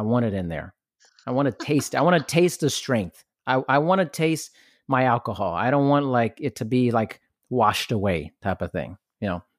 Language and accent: English; Germany; I grew up partially in Germany, so I'm kind of used to that in a sense.